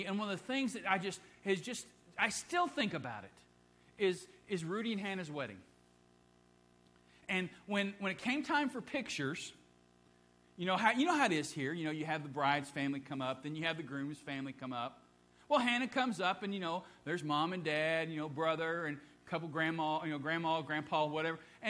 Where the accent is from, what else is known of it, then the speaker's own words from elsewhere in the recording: Ohio, United States; moved away; I grew up in Ohio